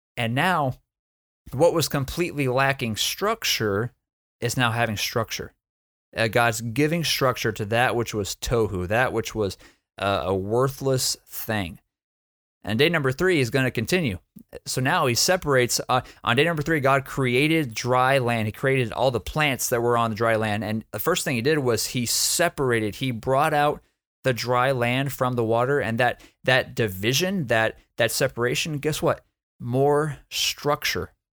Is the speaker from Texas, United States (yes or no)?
yes; Texas, United States; I'm from Texas